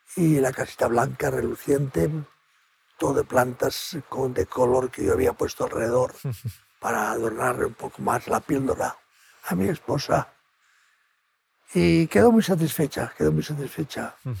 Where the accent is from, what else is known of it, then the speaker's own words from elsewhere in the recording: Spain; soy de España